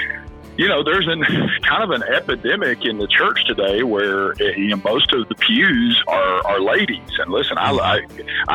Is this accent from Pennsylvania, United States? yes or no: no; West Virginia, United States; I'm originally from West Virginia. A very, very, very small town. There were more cows than people where I lived